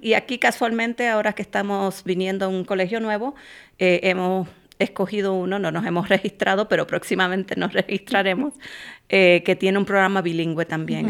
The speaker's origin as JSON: {"language": "Spanish", "country": "Puerto Rico", "also_born_or_lived": "Boston", "moved": "as an adult", "lives_now": "Minnesota, United States", "said": "me mudé eh, de nuevo a Puerto Rico, que es de donde yo soy"}